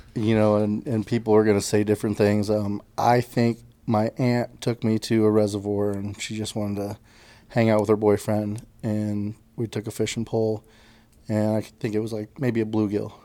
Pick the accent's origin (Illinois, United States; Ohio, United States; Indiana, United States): Indiana, United States; Lake Monroe; my dad's parents in Indiana, they ended up having a houseboat, and we grew up on Lake Monroe.